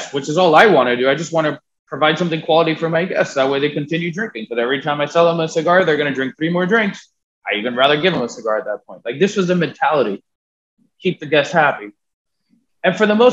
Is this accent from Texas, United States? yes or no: no; Miami, Florida, United States; born and raised in Miami